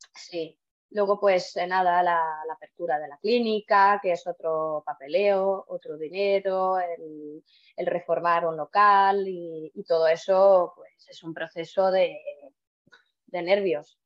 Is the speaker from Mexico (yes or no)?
no; Estonia; Spanish is a second language; moved away as an adult; also born or lived in Toledo, Spain; now in Spain; no soy de aquí, soy de Estonia, nacido en Estonia y he venido aquí a España por el amor